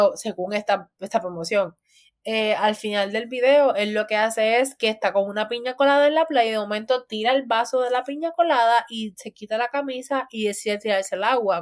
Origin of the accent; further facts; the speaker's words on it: Puerto Rico; así vivimos los de Puerto Rico